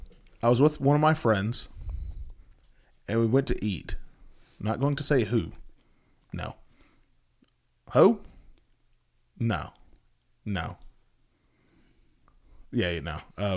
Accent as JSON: {"language": "English", "region": "Texas", "country": "United States", "said": "I say both, but most of the time, it's a tech... I'm from Texas, so"}